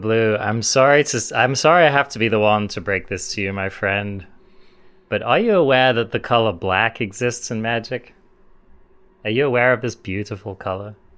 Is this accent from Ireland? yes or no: no; England, United Kingdom; being English